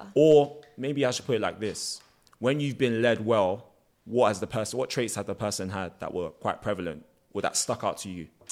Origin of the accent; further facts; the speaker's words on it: United Kingdom; I'm literally too British to be Nigerian, too Nigerian to be British.